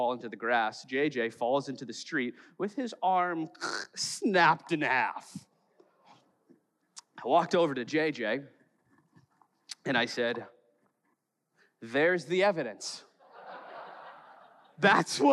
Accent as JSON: {"language": "English", "town": "Chicago", "region": "Illinois", "country": "United States", "said": "I'm from Chicago"}